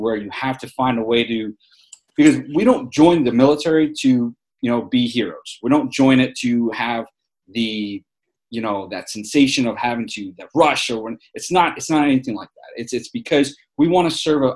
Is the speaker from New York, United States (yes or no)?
yes; New York City, New York, United States; accent: New York; moved away as an adult; also born or lived in Wichita Falls, Texas; I grew up in New York City